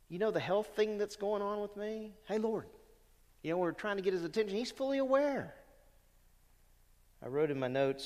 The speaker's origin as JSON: {"language": "English", "region": "Louisiana", "country": "United States", "tie": "born or raised there", "said": "when I was a young believer growing up in Louisiana"}